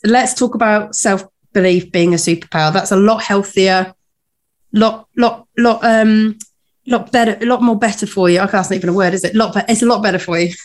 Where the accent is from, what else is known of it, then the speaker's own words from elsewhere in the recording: United Kingdom; as a Brit